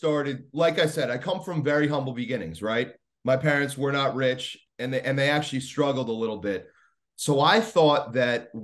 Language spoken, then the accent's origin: English; Long Island, New York, United States; I'm from Long Island. I didn't grow up in New York City or anything